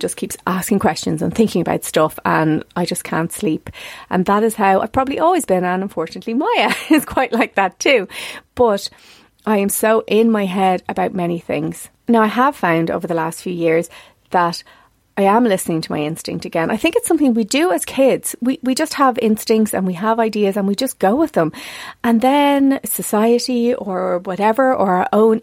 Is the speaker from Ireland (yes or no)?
yes; South County Dublin, Leinster, Ireland; where I came from South County Dublin